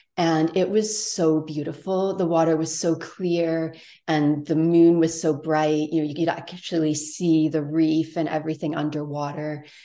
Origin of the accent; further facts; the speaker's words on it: Toronto, Ontario, Canada; now in Tofino, Canada; I grew up in Toronto big city